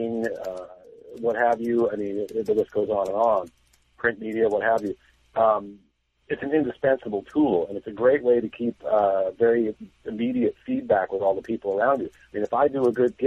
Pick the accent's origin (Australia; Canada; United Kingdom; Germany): Canada; born or raised there; now in Los Angeles, United States